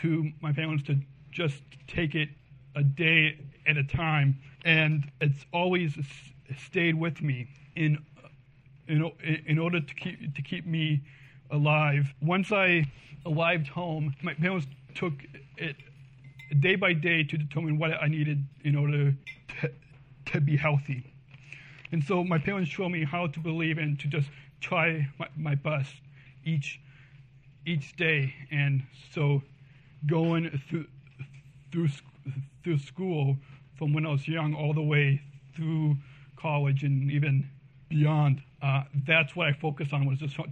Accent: Westmont, Illinois, United States; born or raised there; also born or lived in Long Beach, California

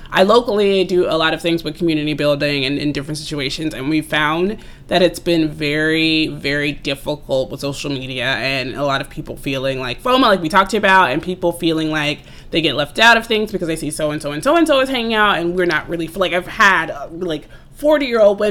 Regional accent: Atlanta, Georgia, United States; I'm from Atlanta actually originally

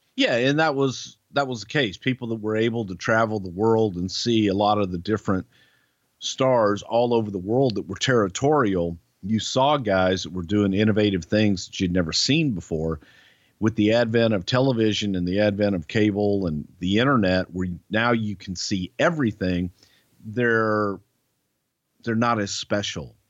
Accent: United States; us Americans

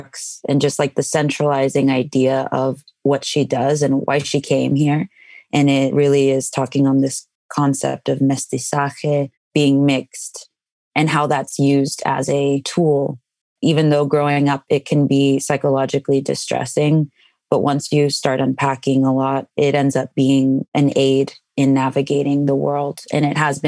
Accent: Rio Grande Valley, Texas, United States; I grew up on the Texas-Mexico border in the Rio Grande Valley.

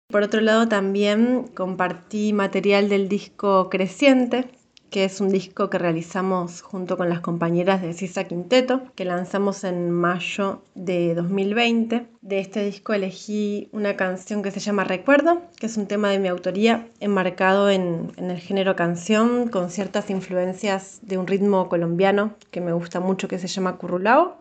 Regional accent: Buenos Aires, Argentina; soy de Capital Federal, de Argentina.

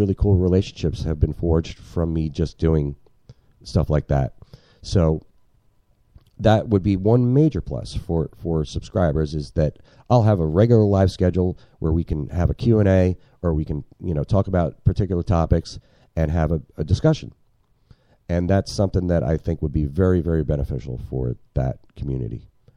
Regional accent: New Jersey, United States; moved away as an adult; I'm from New Jersey, man. New Jerseyans don't say y'all

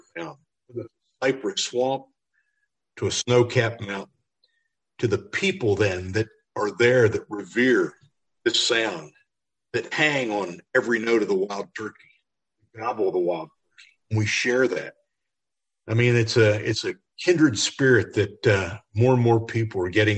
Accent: Pennsylvania, United States; my home state of Pennsylvania, when I grew up, the lower Susquehanna River Valley had zero turkeys

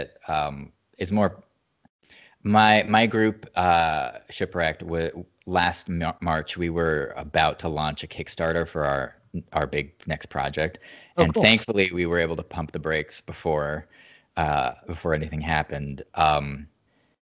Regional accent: Boston, Massachusetts, United States; moved away; we're both from the Boston area. So growing up, we were very, history and literature were just a part of our lives every day.

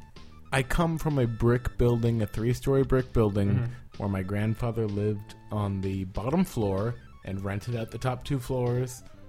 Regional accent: Silicon Valley, California, United States; I grew up in Silicon Valley.

